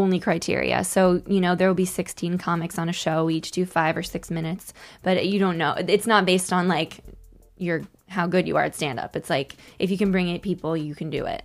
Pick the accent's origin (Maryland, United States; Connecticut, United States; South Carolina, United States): Connecticut, United States; moved away as an adult; now in New York, United States; my experiences as a single woman in New York growing up in Connecticut.